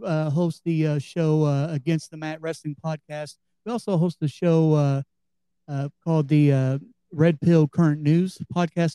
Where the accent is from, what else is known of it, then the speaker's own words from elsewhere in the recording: Cleveland, Ohio, United States; moved away; also born or lived in Kentucky; I'm originally from Cleveland, Ohio